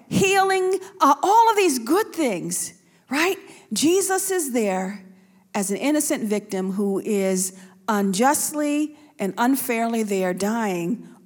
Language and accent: English; Buffalo, New York, United States; I'm from Buffalo